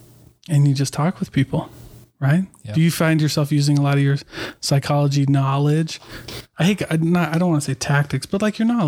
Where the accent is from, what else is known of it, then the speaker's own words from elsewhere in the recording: Iowa, United States; also born or lived in Oregon / New Mexico / Midwest; now in Utah, United States; I'm from Iowa.